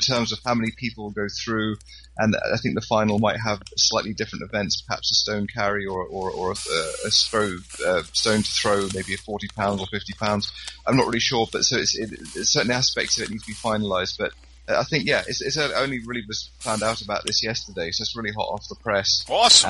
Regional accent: Scotland, United Kingdom; I'm quite involved with the Highland Games locally here

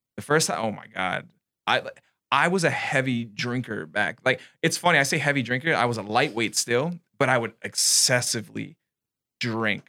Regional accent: New York City, New York, United States; moved away; I'm from New York

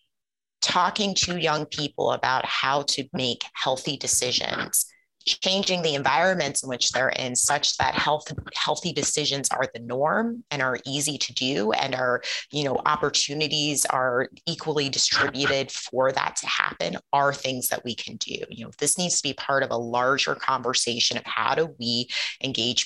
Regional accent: Ohio, United States; I grew up in Ohio.

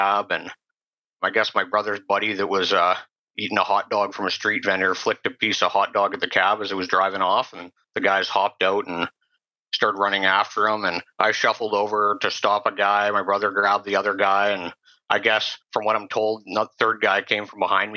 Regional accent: Sechelt, British Columbia, Canada; I grew up on the Sunshine Coast in Sea Shelton, typical middle-class family.

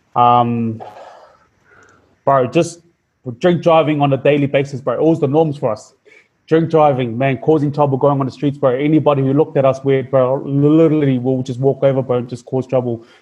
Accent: Auckland, New Zealand; I was raised. I was raised up in New Zealand. Um, we were we were born in we were born in West Auckland, uh, but we were raised up in South Auckland.

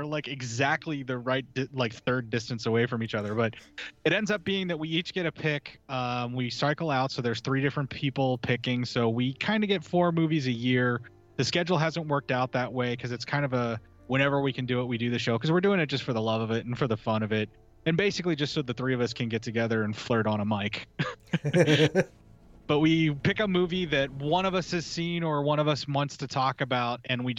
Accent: Appalachia, United States; I try to keep it in the family because I am from the Appalachia.

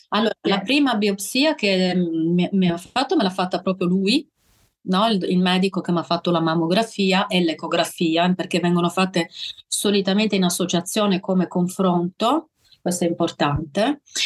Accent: Sardinia, Italy; now in Bolzano, Italy; le mie origini sono sarde, sono, sono sarda.

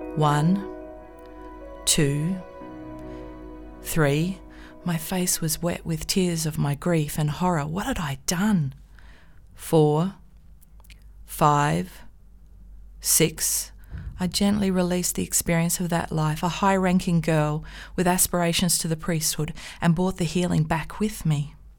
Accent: Australia; As an Australian

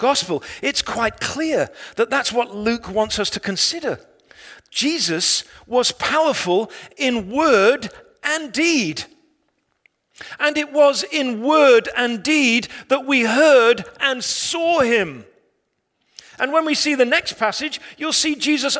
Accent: England, United Kingdom; I'm an Englishman

